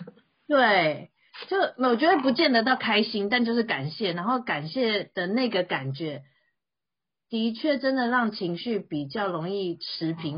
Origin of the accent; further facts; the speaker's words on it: Taiwan; 我觉得今年其实对台湾人还蛮特别的哈